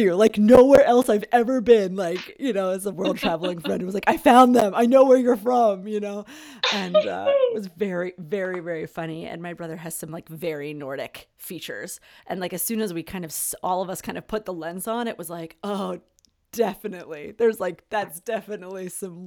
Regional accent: Philadelphia, Pennsylvania, United States; I was born in Center City, Philadelphia

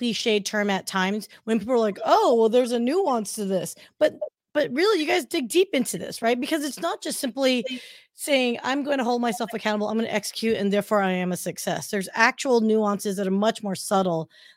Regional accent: Anaheim, California, United States; moved away; I grew up in Anaheim Hills

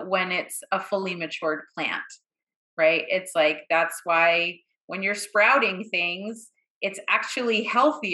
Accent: Boston, Massachusetts, United States; I grew up in Boston

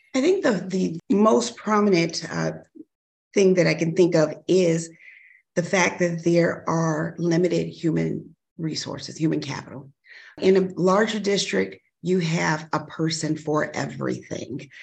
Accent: Chicago, Illinois, United States; also born or lived in Kankakee County, Illinois; I grew up in Chicago

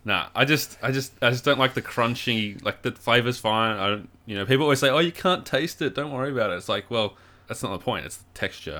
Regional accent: Warrnambool, Victoria, Australia; my hometown of Warrnambool

